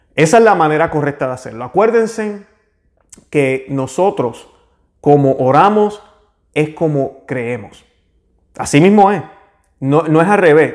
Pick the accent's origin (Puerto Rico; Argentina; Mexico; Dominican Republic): Puerto Rico; yo que soy de Puerto Rico